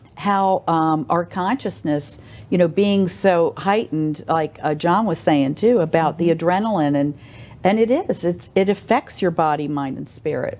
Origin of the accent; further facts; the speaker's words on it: United States; now in Oldsmar, United States; I'm from the Maryland, Washington D.C. area in Virginia, and I get to see my family